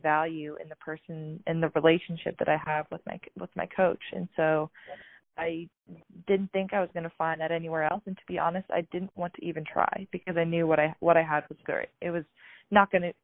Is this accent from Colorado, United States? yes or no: yes; Colorado Springs, Colorado, United States; moved away as an adult; also born or lived in Oregon / Washington; now in Seattle, United States; I grew up in Colorado Springs, went to Air Academy High School